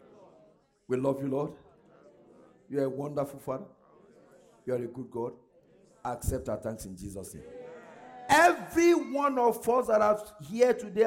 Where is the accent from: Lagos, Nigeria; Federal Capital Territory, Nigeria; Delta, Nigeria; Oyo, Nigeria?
Oyo, Nigeria; Ogbomosho; I'm from Ogunmosho